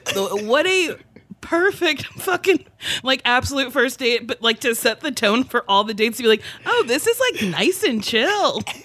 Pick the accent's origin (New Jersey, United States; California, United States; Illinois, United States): New Jersey, United States; I grew up in Jersey